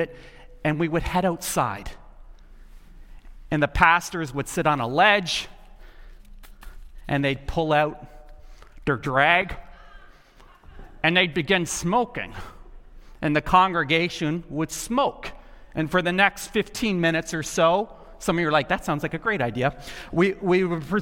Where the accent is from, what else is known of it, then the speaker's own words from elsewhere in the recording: the South, United States; moved away; I grew up in the South, and something that was just laid into me at a very young age. I grew up in the tobacco capital of the world